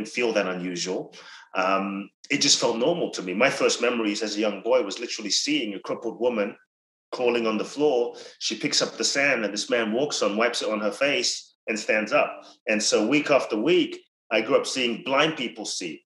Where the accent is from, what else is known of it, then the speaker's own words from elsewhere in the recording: London, United Kingdom; moved away as an adult; also born or lived in Ghana; now in United States; I grew up in London from 3 to 18